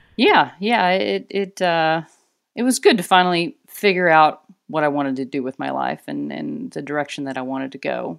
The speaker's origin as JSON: {"language": "English", "region": "Arkansas", "country": "United States", "tie": "born or raised there", "moved": "as an adult", "lives_now": "Portland, United States", "said": "I'm originally from Arkansas, and so, uh, a long way from where I was born and raised."}